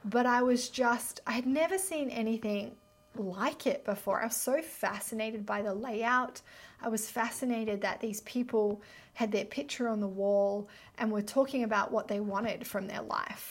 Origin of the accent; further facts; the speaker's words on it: near Byron Bay, New South Wales, Australia; moved away as an adult; also born or lived in Melbourne; I grew up near Byron Bay